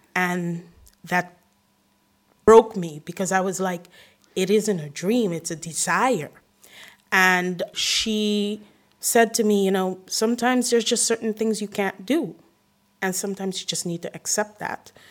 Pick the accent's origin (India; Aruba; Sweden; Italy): Aruba; first language English; now in Rotterdam, Netherlands; then Spanish, then after that, Papiamento, because I'm from Aruba.